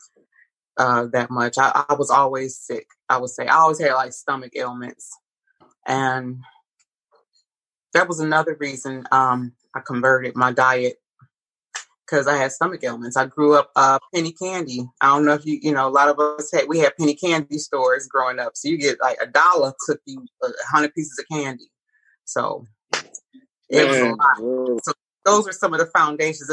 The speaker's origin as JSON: {"language": "English", "town": "Detroit", "region": "Michigan", "country": "United States", "tie": "born or raised there", "said": "I'm a native Detroiter. I was born and raised in Detroit, Michigan"}